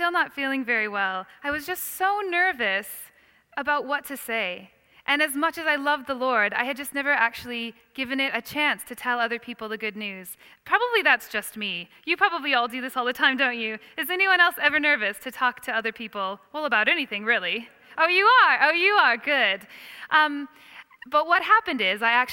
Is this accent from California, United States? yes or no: no; Iowa, United States; moved away as an adult; also born or lived in Chicago, United States / Perth, Australia; now in London, United Kingdom; I grew up on a farm in Iowa. And then I moved to Chicago to study